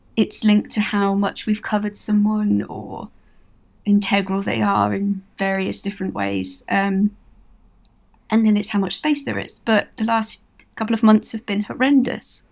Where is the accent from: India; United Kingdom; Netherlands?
United Kingdom; Milton Keynes, South East England; I'm from Milton Keynes.